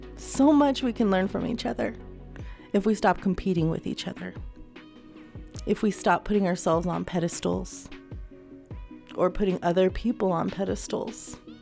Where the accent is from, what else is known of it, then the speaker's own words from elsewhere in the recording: United States; I am an American